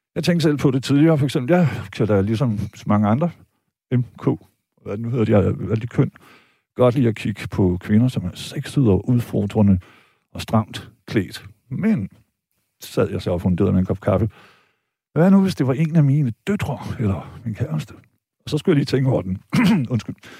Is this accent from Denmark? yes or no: yes; Vejle, Southern Denmark, Denmark; jeg er jo født og opvokset i Vejle